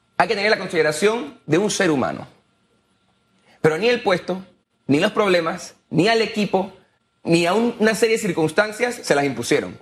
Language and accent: Spanish; Panama; soy panameño